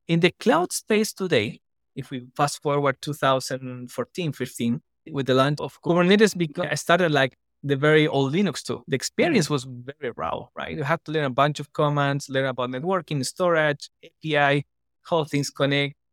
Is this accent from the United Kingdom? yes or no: no; Chile; now in Costa Rica; I'm originally from Chile, now based in Costa Rica